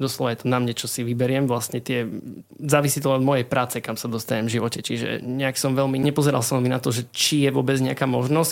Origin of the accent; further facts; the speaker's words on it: Košice, Košice Region, Slovakia; pochádzam vlastne z Košic. Um, narodil som sa v Košiciach, čiže v tom meste vlastne som celý život